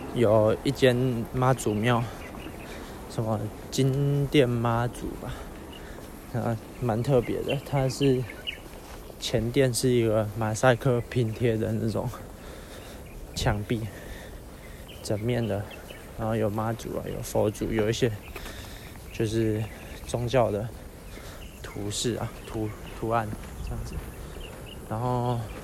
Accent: Yilan County, Taiwan; 我是宜兰来的

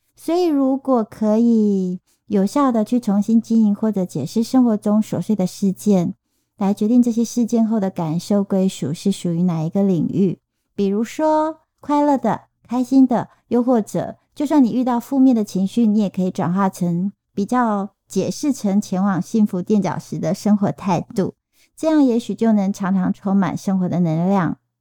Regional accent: Taiwan; accent: Taiwanese Mandarin (台湾国语); 我发现我现在开始有点台湾国语

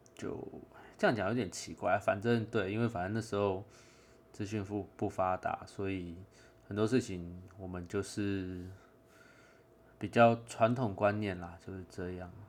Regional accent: Taiwan; 虽然我是外省协同，但我在台湾长大

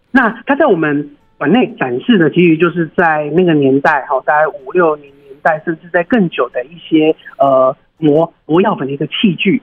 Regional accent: Yilan County, Taiwan; 我是宜兰人，我土生土长宜兰人

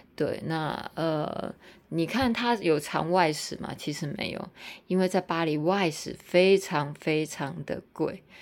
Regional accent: Tainan, Taiwan; also born or lived in Hong Kong / Singapore / Taipei / Taichung; 我其实在台南也住很久了，我是台南人，但我在很多国家跟很多城市都居住过

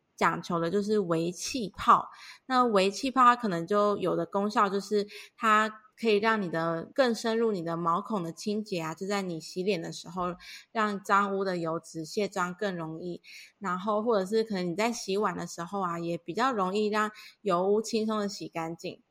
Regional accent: Kaohsiung, Taiwan; 我是高雄人

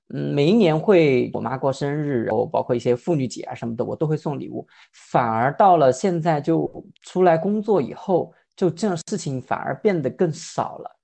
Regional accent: Guanghan, Sichuan, China; moved away as an adult; now in Guangdong, China; 我的家乡广汉有个非常特殊的节日，就是正月十六

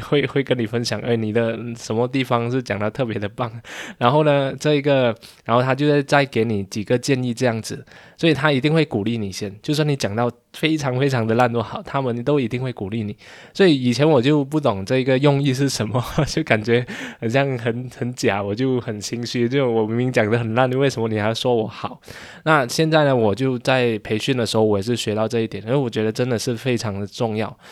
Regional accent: Malaysia; 十六岁的时候吧，就是中学是，form four， 就是马来西亚 form four

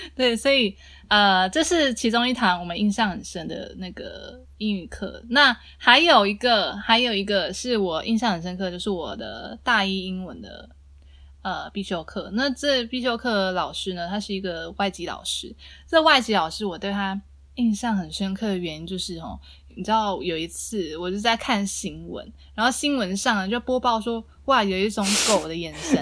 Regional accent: southern Taiwan, Taiwan; 因为我是南部人

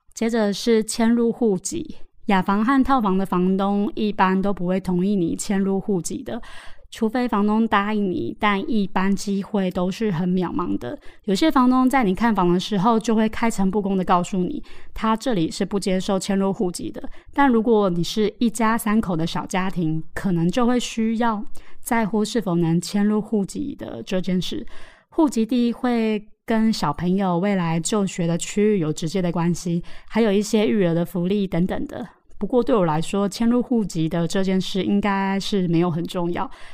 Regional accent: Taoyuan, Taiwan; now in Taipei, Taiwan; 我们桃园老家

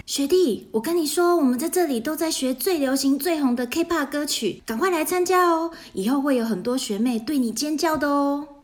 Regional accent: Taiwan; 跟我们台湾人常说的，耳根子很软

